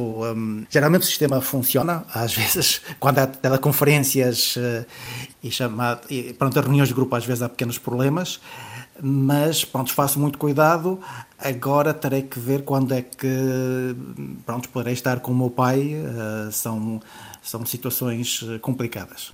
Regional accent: Portugal; moved away; also born or lived in Paris, France; eu cresci com os meus avós em Portugal

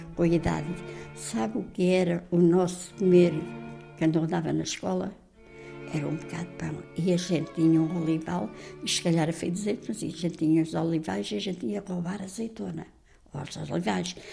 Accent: Azambuja, Lisbon, Portugal; fui nascida, criada e batizada aqui na, em Zambuja

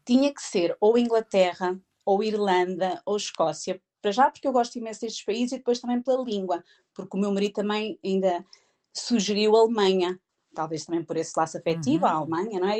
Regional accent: Proença Nova, Castelo Branco, Portugal; moved away as an adult; also born or lived in Coimbra; now in Bedford, United Kingdom; Eu, eu, estudei em Coimbra, mas eu sou da zona de Proença Nova, de Castelo Branco

